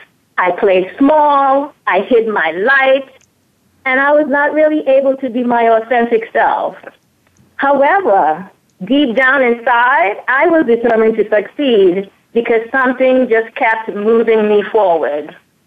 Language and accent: English; St. Thomas, U.S. Virgin Islands; also born or lived in Antigua; I was born in Antigua, which is a small island in the British West Indies. When I was about 8 years old, I moved to St. Thomas, Virgin Islands to live with my mother